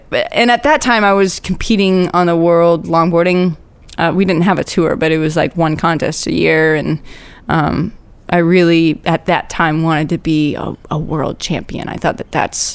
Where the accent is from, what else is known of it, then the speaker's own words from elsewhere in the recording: Orlando, Florida, United States; moved away as an adult; now in Hawaii, United States; I grew up in Orlando